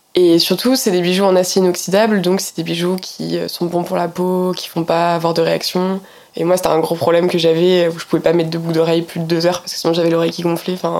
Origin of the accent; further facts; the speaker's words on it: Poissy, Île-de-France, France; moi j'ai grandi en Île-de-France, à Poissy